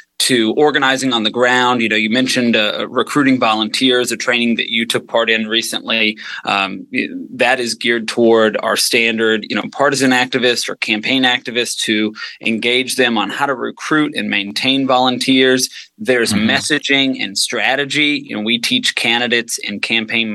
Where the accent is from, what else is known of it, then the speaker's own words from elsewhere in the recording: outside Nashville, Tennessee, United States; moved away as an adult; now in Arlington, United States; I grew up outside Nashville, Tennessee